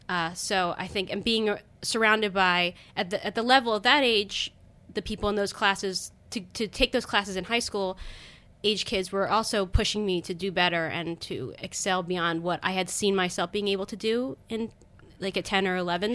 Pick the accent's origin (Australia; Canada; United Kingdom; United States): United States; Owings Mills, Maryland; grew up in Baltimore, well, right outside of Baltimore in Baltimore County